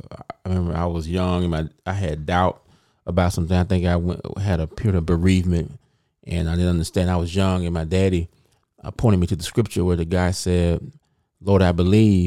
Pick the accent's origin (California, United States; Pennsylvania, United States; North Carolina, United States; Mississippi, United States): Mississippi, United States; moved away as an adult; now in Memphis, United States; I'm from Mississippi.